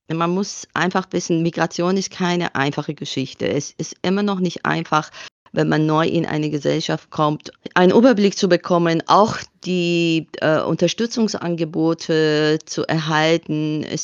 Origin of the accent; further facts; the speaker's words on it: Iran; now in Bamberg, Germany; Ich glaube, ich bin mittlerweile tatsächlich ähm, Bambergerin, die aus dem Iran stammt weil ich tatsächlich die größere Hälfte me äh, äh, meines Lebens äh, hier in Bamberg verbracht habe